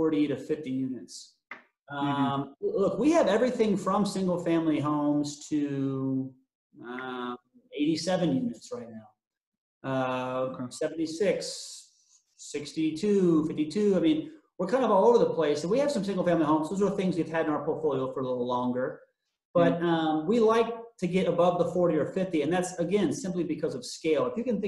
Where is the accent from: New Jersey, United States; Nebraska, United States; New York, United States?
Nebraska, United States; Omaha; born and raised in the Omaha area, so I know the area well